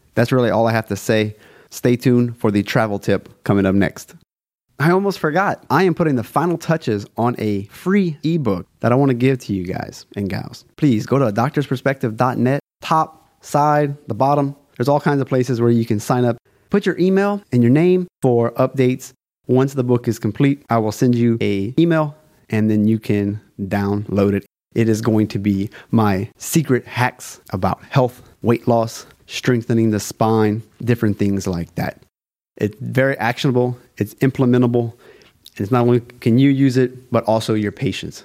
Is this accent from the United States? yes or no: yes; South Louisiana, United States